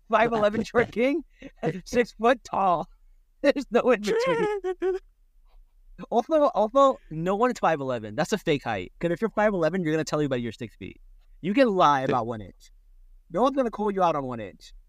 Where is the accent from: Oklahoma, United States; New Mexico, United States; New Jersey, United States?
New Jersey, United States; Newark; it's right near Newark. So? And that's my hometown